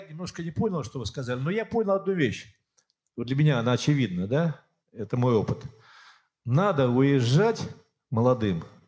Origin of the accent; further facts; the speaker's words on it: Siberia, Russia; also born or lived in Yekaterinburg; now in Prague, Czech Republic; Я сам из Сибири, где моя малая родина